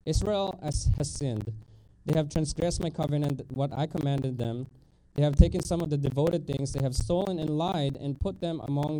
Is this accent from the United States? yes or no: no; Philippines; moved away; I grew up in Philippines